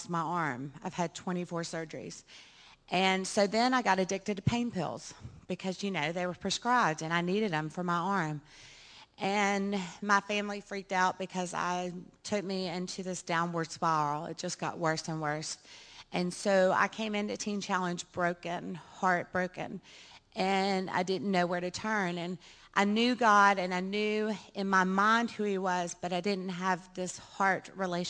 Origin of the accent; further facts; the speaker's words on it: Baton Rouge, Louisiana, United States; also born or lived in New Zealand / Scottsdale, Arizona; I grew up in Baton Rouge